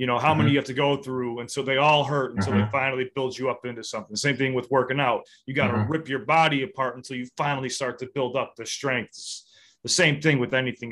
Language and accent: English; Chicago, Illinois, United States; I'm from the South Side of Chicago